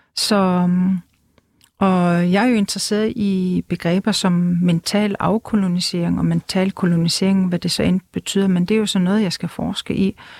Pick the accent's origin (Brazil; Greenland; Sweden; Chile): Greenland; first language Greenlandic; Danish is a second language; jeg talte grønlandsk med min familie og venner